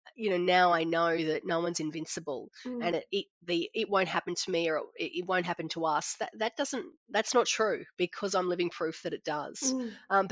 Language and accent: English; Brisbane, Queensland, Australia; moved away as an adult; now in Noosa, Australia; grew up at the Gap, only child